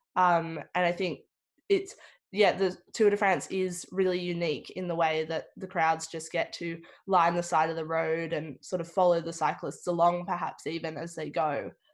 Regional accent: Victoria, Australia; growing up in Victoria, um, I've really taken for granted all the big sporting events that we have

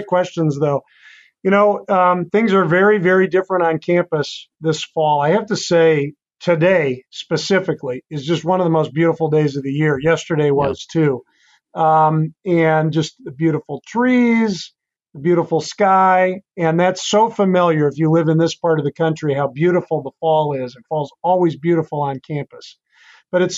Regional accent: Wheaton, Illinois, United States; So, Wheaton is my hometown. This is where I grew up.

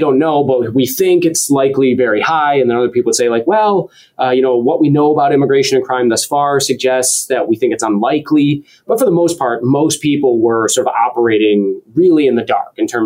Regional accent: Roseville, Michigan, United States; moved away as an adult; also born or lived in Detroit, Michigan / Pennsylvania / Indiana / Washington, D.C.; now in Wisconsin, United States; I was born in Detroit. I grew up just north of the city. So originally, I was raised in Roseville, Michigan

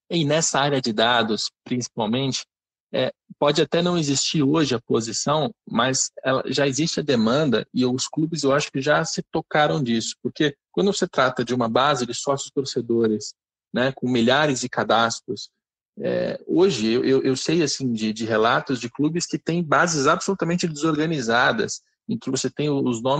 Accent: Rio de Janeiro, Brazil; sou do Rio

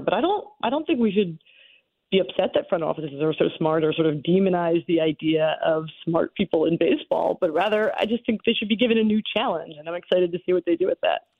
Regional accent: Philadelphia, Pennsylvania, United States; as someone who was uh, born and raised in the Philadelphia area

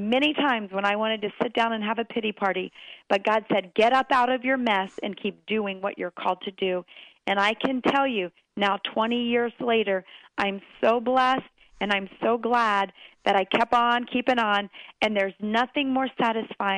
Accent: Maryland, United States; moved away; I grew up on a farm in Maryland, and I was just back in my hometown preaching this past weekend

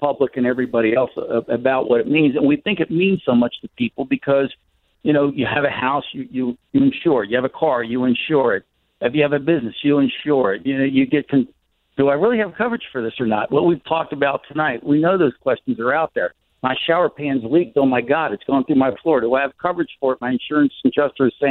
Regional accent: Tampa, Florida, United States; my hometown's here in Tampa

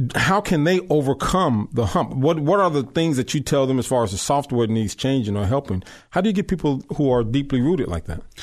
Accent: Long Beach, California, United States; I grew up in Long Beach

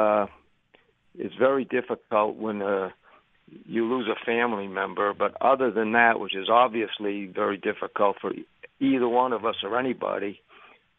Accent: Philadelphia, Pennsylvania, United States; growing up in the Philadelphia area

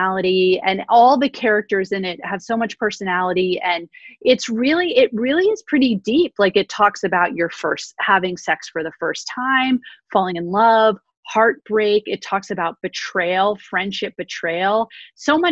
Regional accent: New York City, New York, United States; I grew up on the Upper East Side of Manhattan

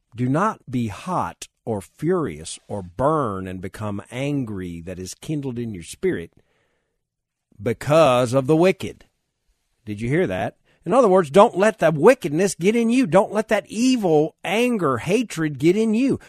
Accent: United States; I'm even an American

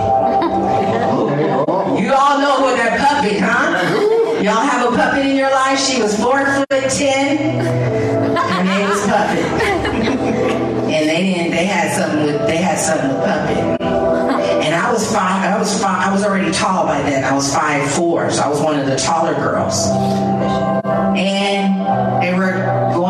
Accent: San Francisco, California, United States; also born or lived in Florida; I grew up in San Francisco

